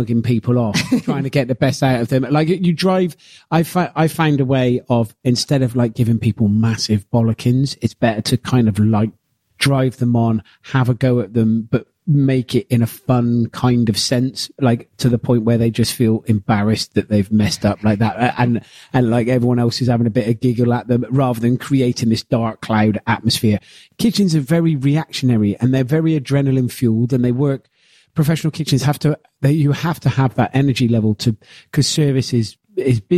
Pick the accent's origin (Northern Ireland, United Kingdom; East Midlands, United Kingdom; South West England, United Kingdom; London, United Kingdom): South West England, United Kingdom; Gloucester; I'm a bloke from Gloucester that cooks